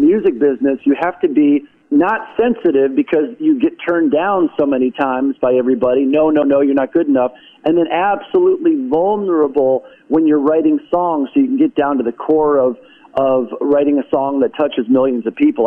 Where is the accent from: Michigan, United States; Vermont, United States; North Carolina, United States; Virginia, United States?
Michigan, United States; Detroit; moved away as an adult; also born or lived in Grosse Pointe, Michigan; now in Nashville, United States; I was born and raised in South Detroit